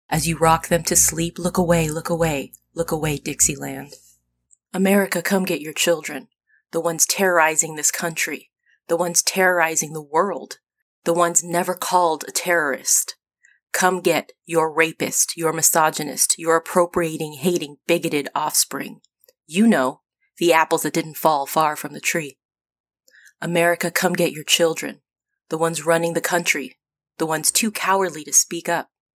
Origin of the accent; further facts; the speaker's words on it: United States; I'm an American. I'm a very proud American